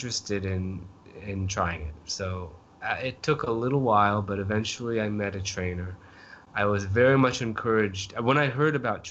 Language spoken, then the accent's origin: English; northeastern Maine, United States; now in New Delhi, India; I'm from Maine, okay? So not just Maine, but kind of a remote part of, you know, northeastern Maine